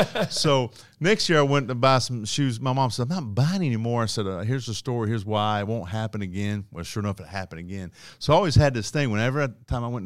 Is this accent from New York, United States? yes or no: no; Asheville, North Carolina, United States; I grew up in Asheville, North Carolina.